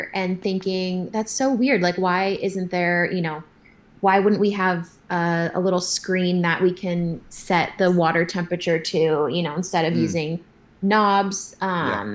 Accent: San Diego, California, United States; I grew up in Southern California, in San Diego

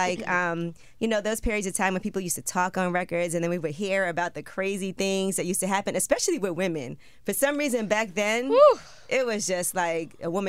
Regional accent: Brooklyn, New York, United States; I'm from Brooklyn.

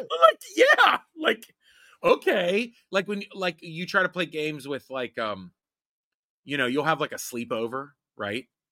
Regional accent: Homestead, Pennsylvania, United States; where I lived and grew up in Homestead

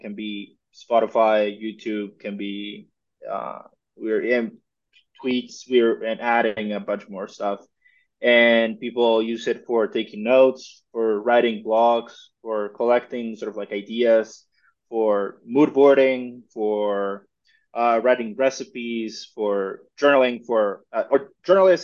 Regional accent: Mexico; I'm originally from Mexico

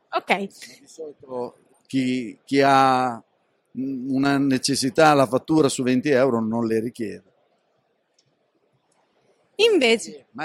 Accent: Rimini, Emilia-Romagna, Italy; Da Rimini.

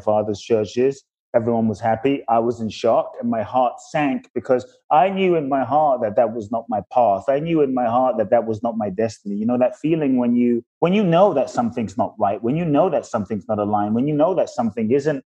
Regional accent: London, United Kingdom; also born or lived in Ghana; I grew up in London.

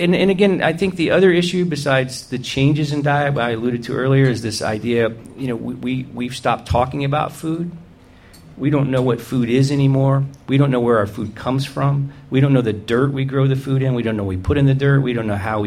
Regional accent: the South, United States; I grew up in the South

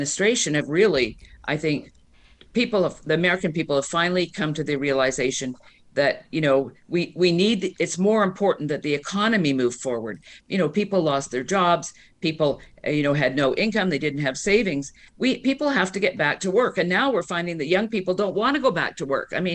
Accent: Canada; now in United States; I'm Canadian. I grew up under single payer

